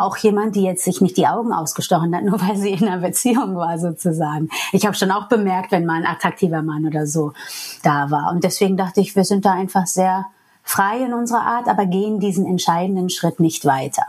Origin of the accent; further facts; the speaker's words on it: New York, United States; first language English; German is a second language; moved away as an adult; now in Germany; ich bin Amerikanerin eigentlich. Englisch ist meine Muttersprache. Und in New York, wo ich herkomme